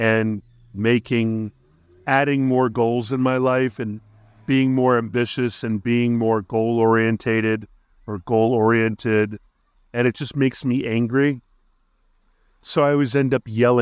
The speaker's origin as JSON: {"language": "English", "region": "Hawaii", "country": "United States", "tie": "born or raised there"}